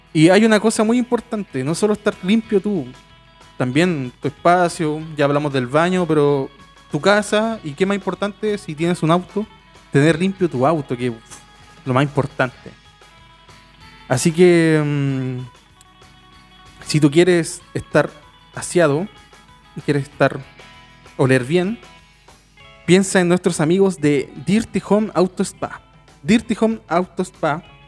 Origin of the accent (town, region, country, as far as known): Chile